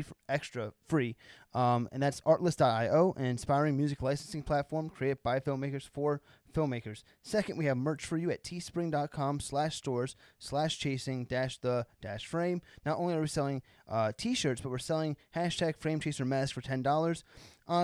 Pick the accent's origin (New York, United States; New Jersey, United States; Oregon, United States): New Jersey, United States; I'm from New Jersey